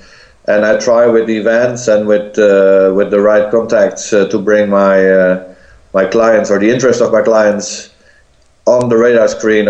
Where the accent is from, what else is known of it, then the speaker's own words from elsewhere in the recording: Friesland, Netherlands; moved away as an adult; also born or lived in Groningen, Netherlands; now in Brussels, Belgium; I'm coming from the north of the Netherlands, and I studied in Groningen in the Netherlands. I came to Brussels 20 years ago. I'm now 20 years in Brussels. I've been traveling around, but I've been only living in the Netherlands and in Belgium, in fact.